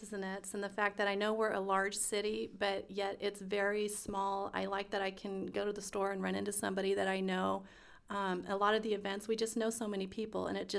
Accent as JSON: {"language": "English", "town": "Stockton", "region": "California", "country": "United States", "tie": "born or raised there", "said": "I was pretty much raised here, second grades when my family moved."}